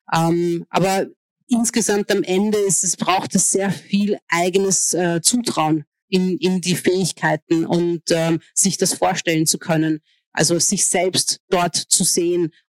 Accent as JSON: {"language": "German", "country": "Hungary", "tie": "born there", "said": "also meine, meine Mutter ist Ungarin, mein Vater ist Ägypter und ich bin in Ungarn geboren. Und ich war, bis ich 17 war, war ich ungarische Staatsbürgerin."}